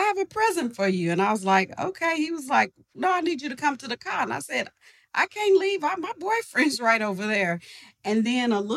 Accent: Oklahoma City, Oklahoma, United States; I grew up in the Garden Days edition. And that's my whole life

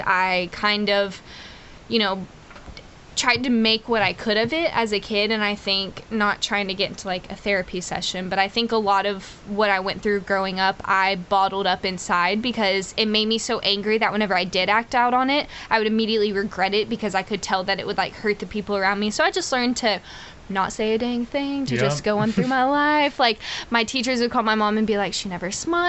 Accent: Texas, United States; also born or lived in Houston, Texas; I was born in Houston, Texas

